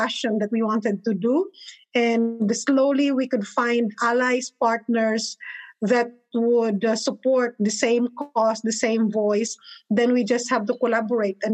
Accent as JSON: {"language": "English", "country": "Philippines", "moved": "as an adult", "lives_now": "Atlanta, United States", "said": "I'm originally from the Philippines, and I'm here in Atlanta now for almost like 15 years"}